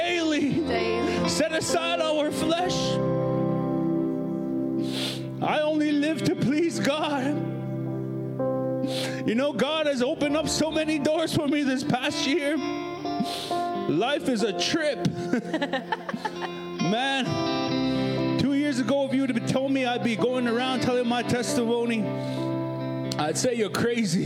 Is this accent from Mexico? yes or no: no; Prince Albert, Saskatchewan, Canada; I was born here in Prince Albert. I pretty much lived here all my life